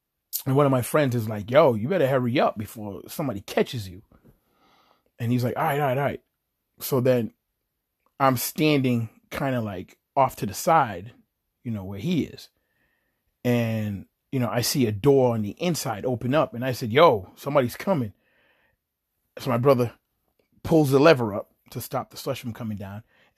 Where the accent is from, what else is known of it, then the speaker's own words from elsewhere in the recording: Chelsea, Massachusetts, United States; it was me and like the people I grew up with in Chelsea, Massachusetts.